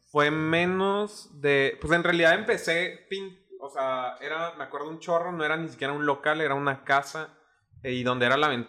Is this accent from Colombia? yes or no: no; Juárez, Chihuahua, Mexico; also born or lived in La Paz; La Neta, o sea, nací en Baja California Sur, La Paz, pero como a ah, bien, bien morro me fui a, Juárez a vivir. Bueno, mis papás desde como los dos, tres años ahí este, nos fuimos y, y allá crecí en realidad en Juárez.